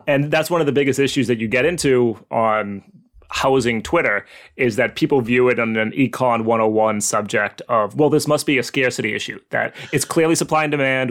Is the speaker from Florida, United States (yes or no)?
no; Haverhill, Massachusetts, United States; I grew up in Haverhill, Massachusetts.